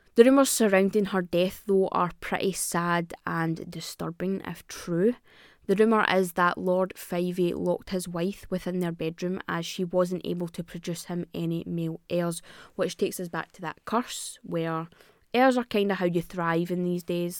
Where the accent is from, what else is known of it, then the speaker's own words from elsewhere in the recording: Scotland, United Kingdom; I'm Scottish